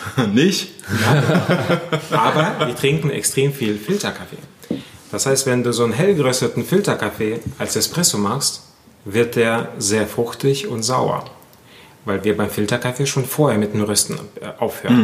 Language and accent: German; Germany; wir sind ja als Deutschland oder als Deutsche